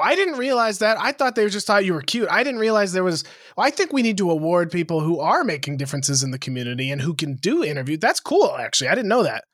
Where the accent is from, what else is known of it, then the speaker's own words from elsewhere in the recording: Montana, United States; you and I grew up in Montana together